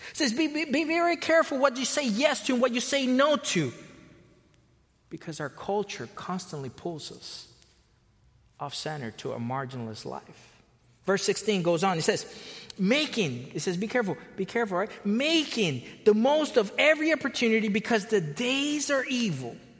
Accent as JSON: {"language": "English", "region": "Florida", "country": "United States", "tie": "born or raised there", "also_born_or_lived": "Costa Rica / California", "moved": "yes", "lives_now": "Chicago area, United States", "said": "I was born in Costa Rica. I was raised in Florida, spent a long time in California"}